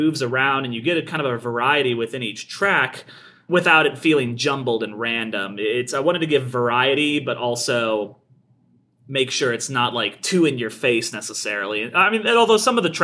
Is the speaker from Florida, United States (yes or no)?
no; Kansas, United States; I'm from Kansas, actually, and I went to the University of Kansas